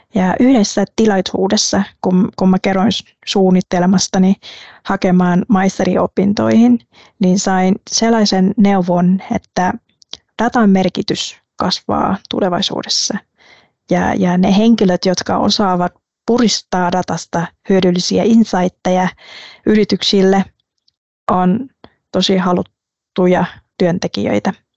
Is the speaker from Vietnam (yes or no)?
yes; Quy Nhon, Binh Dinh, Vietnam; Finnish is a second language; moved away as an adult; also born or lived in Ho Chi Minh City, Vietnam / Lahti, Finland; now in Finland; Mä synnyin pienessä Quinjoen kaupungissa rannikolla